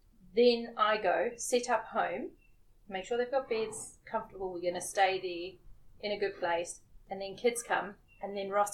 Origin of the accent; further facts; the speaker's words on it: Durban, KwaZulu-Natal, South Africa; moved away as an adult; now in New Zealand; I was born in Durban, South Africa.